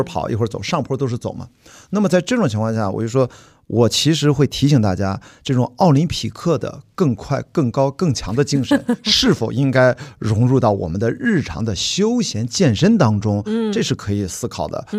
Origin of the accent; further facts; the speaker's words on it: Qingdao, Shandong, China; 我的家乡青岛冠名了其中一所船，所以我作为青岛号的环球媒体船员